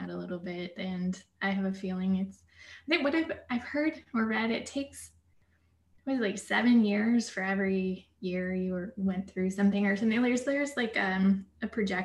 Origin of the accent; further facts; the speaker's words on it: Seattle area, Washington, United States; moved away as an adult; help my hometown, because I moved back where I grew up